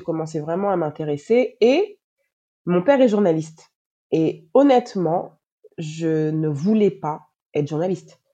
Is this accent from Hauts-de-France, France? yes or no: no; Paris, Île-de-France, France; moved away as an adult; also born or lived in Moncton, Canada / Montreal, Canada; now in Dakar, Senegal; Je suis née, j'ai grandi en France, euh, à Paris.